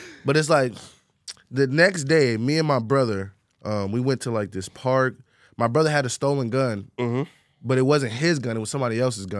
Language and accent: English; Orlando, Florida, United States; I'm from Orlando, Florida.